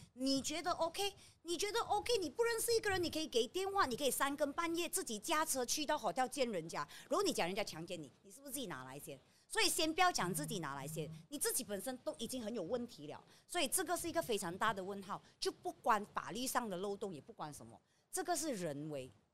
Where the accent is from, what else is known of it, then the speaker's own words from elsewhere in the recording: Malaysia; 我们是马来西亚人民